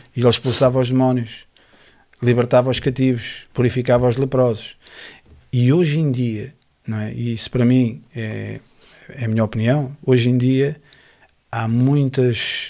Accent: Lisbon, Portugal; eu nasci na, em Lisboa, na maternidade de Alfredo Costa

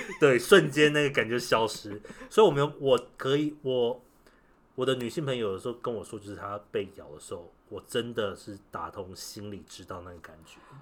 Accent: Taiwan; 我是台湾人

